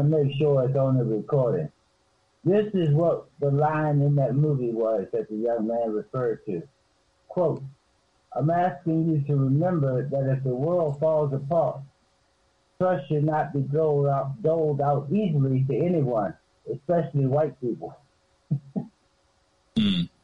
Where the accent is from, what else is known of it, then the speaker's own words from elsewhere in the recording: the South, United States; I'm from the South